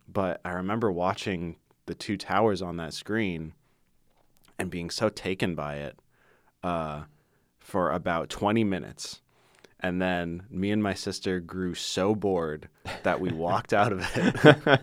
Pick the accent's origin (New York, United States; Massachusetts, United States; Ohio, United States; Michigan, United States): Michigan, United States; Ann Arbor; growing up in Ann Arbor